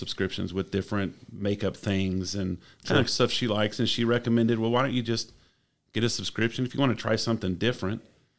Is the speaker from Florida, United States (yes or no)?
no; Del Rio, Texas, United States; also born or lived in New Braunfels / Borger / Corpus Christi; Born and raised. My dad was in the highway patrol, so we did move around a lot. I was born in Braunfels. We lived in Borger, Texas, which is about an hour north of Amarillo. We moved to Corpus Christi for 4 or 5 years. And then kind of ended up in Del Rio.